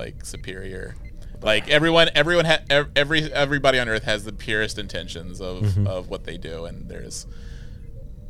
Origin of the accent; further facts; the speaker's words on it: East Coast, United States; moved away; I'm originally from the East Coast